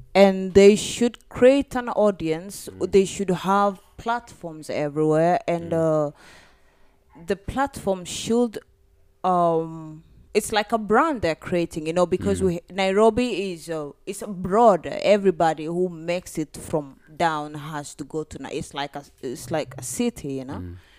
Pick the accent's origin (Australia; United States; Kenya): Kenya; Turkana County; I'm from Turkana